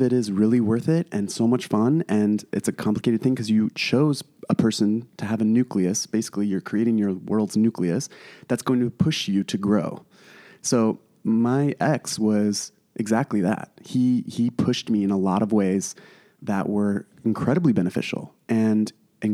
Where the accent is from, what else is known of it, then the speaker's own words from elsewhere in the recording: Traverse City, Michigan, United States; I'm from Traverse City